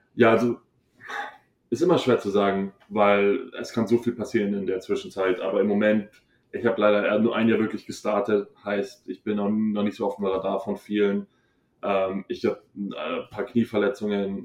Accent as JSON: {"language": "German", "town": "Hohenbrunn", "region": "Bavaria", "country": "Germany", "moved": "yes", "said": "ich bin aus Hohenbrunn"}